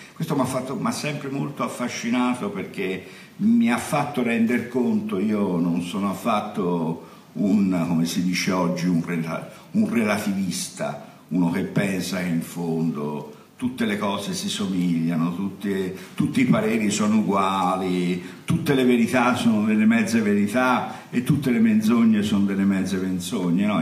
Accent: Florence, Tuscany, Italy; sono uno da buon fiorentino

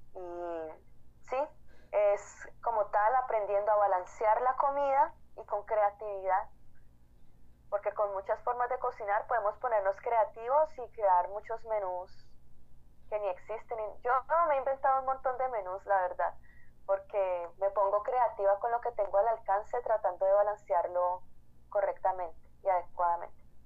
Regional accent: Colombia; moved away as an adult; also born or lived in Cali, Colombia; now in Washington, D.C., United States; yo soy activista colombiana, resido en DC

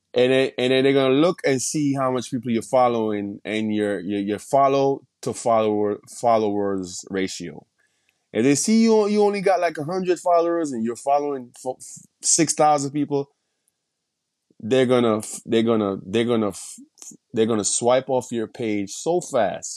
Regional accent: Jamaica; moved away as an adult; now in United States; I was born and raised in Jamaica

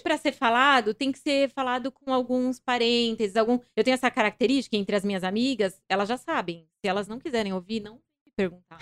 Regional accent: Mato Grosso do Sul, Brazil; moved away as an adult; now in São Paulo, Brazil; eu nasci em São Paulo, mas eu fui bem cedo pro Mato Grosso do Sul, né, onde meu pai, de onde meu pai veio. E aí fiquei lá, vim para São Paulo de novo com 19 anos.

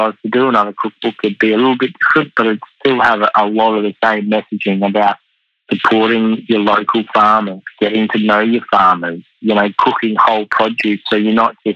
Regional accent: Katherine, Northern Territory, Australia; now in Melbourne, Australia; growing up in the Territory and moving to Melbourne

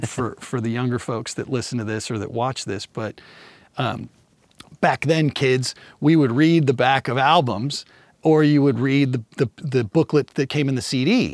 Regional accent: Kansas City, United States; now in Redondo Beach, United States; I grew up in Kansas City

